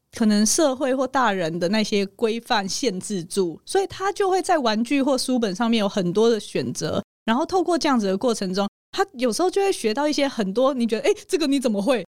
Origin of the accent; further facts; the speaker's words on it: Hualien, Hualien County, Taiwan; 你知道我在花莲长大，地很大，所以我们的校园就是一个城堡，而且非常大的那种